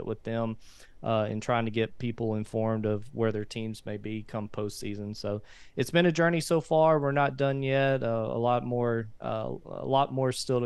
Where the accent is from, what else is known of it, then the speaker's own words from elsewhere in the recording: Haynesville, Louisiana, United States; I was born and raised in Hainesville